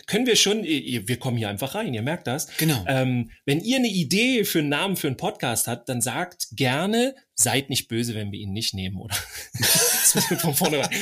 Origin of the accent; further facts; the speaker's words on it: Northern Germany, Germany; ich als Norddeutscher